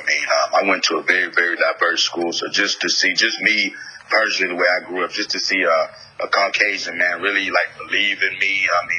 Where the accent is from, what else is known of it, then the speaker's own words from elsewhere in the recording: Houston, Texas, United States; also born or lived in Philadelphia; I'm in Spunkstondelphia. I was born in Philadelphia. {S0} Yep. {S1} Raised in Houston, Texas.